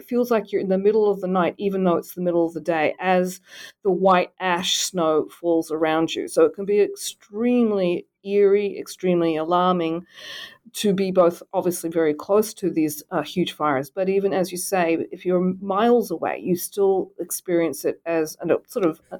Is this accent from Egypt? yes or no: no; Australia; now in United States; I grew up in Australia. I've been in the United States for about 30 years.